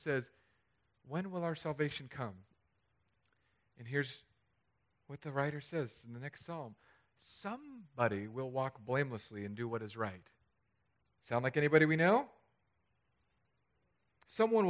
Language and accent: English; California, United States; moved away; my home state